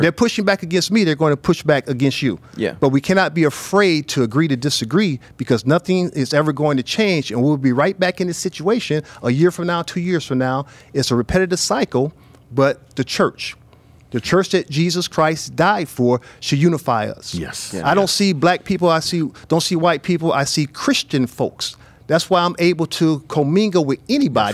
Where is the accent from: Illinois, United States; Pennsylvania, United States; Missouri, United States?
Illinois, United States; small town in the suburbs of Chicago; moved away as an adult; also born or lived in San Diego, California; small town in the suburb of Chicago, 27,000 people. I was a part of a very prominent family.